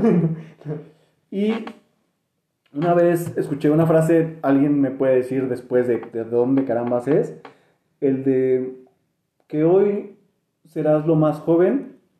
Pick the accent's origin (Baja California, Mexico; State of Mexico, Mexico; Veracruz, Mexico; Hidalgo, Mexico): State of Mexico, Mexico; Somos mexiquenses.